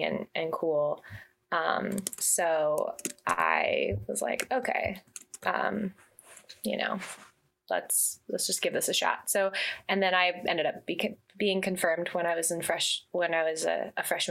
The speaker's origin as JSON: {"language": "English", "town": "Santa Monica", "region": "California", "country": "United States", "tie": "born or raised there", "said": "I was born and raised in Santa Monica, California"}